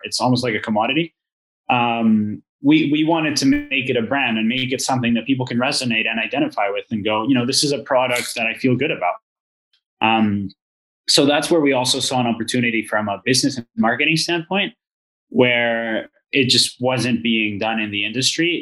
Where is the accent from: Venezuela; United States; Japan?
Venezuela; now in Canada; I'm originally from Venezuela. Uh, so I came to Canada in 2014